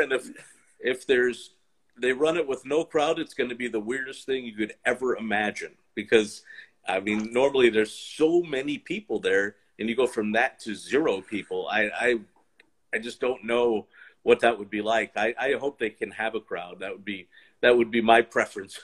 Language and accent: English; Baltimore, Maryland, United States; I grew up in the Baltimore area.